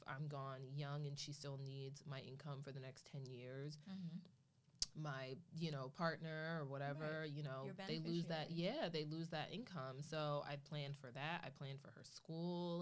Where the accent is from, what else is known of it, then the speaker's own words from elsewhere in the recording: Philadelphia, Pennsylvania, United States; growing up in Philly